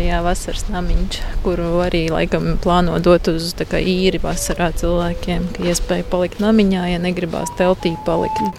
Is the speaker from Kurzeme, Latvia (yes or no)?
yes; Liepāja, Kurzeme, Latvia; moved away as an adult; also born or lived in Riga; es esmu dzimusi, augusi Liepājā, Liepājas meitenē